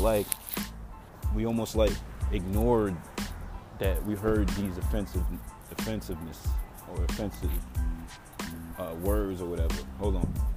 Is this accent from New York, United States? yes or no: yes; New York, United States; now in Atlanta, United States; I remember when I first moved to Atlanta, it was shocking because I come from New York